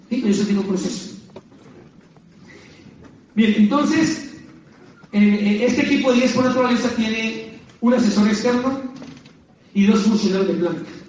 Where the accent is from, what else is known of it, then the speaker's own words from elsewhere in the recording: Antioquia, Colombia; Desde los ocho años que yo descargaba los árboles de mi abuelo de aguacates, bajaba a mi pueblo en Antioquia, a la carretera destapada